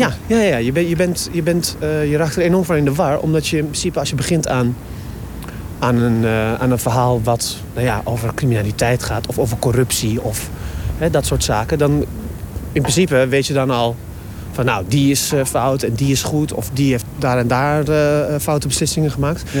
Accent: Zutphen, Gelderland, Netherlands; now in Rotterdam, Netherlands; ik kom uit Zutphen, dat is een klein stadje.

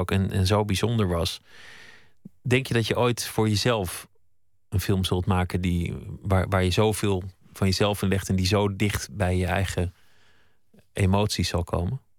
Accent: Groningen, Netherlands; Ik ben in Groningen opgegroeid.

